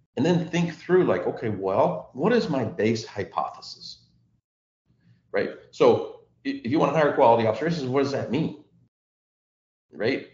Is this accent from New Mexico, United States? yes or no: no; Texas, United States; I grew up in Texas